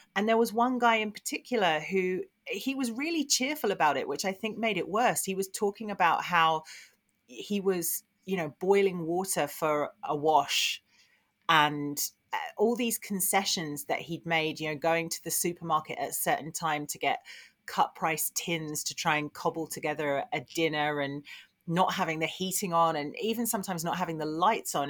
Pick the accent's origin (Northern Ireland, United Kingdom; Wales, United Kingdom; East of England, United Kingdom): East of England, United Kingdom; Essex; I grew up in Essex